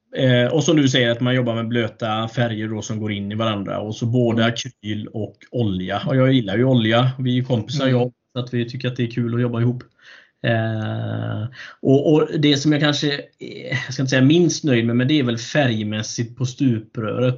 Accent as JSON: {"language": "Swedish", "town": "Alingsås", "region": "Västra Götaland", "country": "Sweden", "tie": "born or raised there", "said": "min hemby. Eh, Arlinge, Texas, Alingsås"}